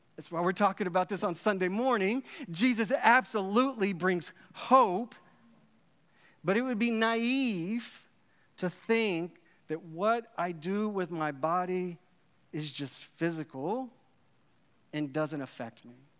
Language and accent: English; Dallas, Texas, United States; I grew up in Dallas, Texas, uh, in the eighties and nineties